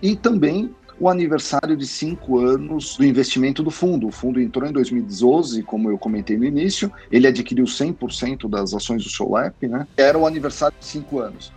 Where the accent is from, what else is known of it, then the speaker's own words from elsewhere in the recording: ABC region, São Paulo, Brazil; venho da região do ABC